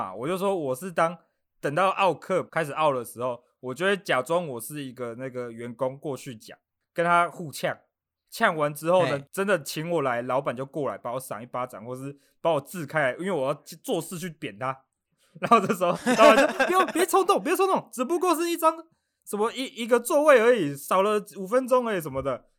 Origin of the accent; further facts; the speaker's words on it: Australia; Chinese is a second language; 我是来自这个澳洲的澳洲人